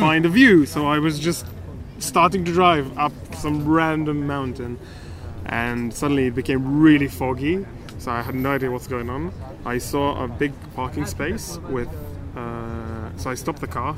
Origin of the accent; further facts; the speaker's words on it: Israel; I'm from Israel